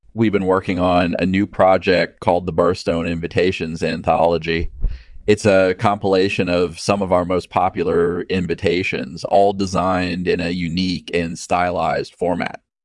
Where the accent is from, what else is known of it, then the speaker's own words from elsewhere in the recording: Burstone area of Essex, East of England, United Kingdom; I was born and raised in the Burstone area of Essex, England